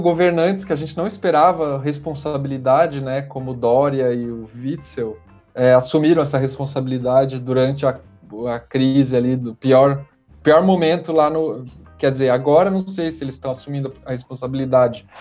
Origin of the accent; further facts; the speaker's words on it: Curitiba, Paraná, Brazil; also born or lived in São Paulo; quando eu saí de Curitiba, fui morar em São Paulo para estudar